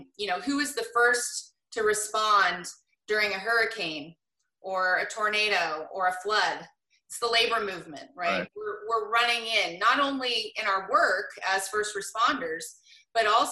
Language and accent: English; Portland, Oregon, United States; I grew up in Portland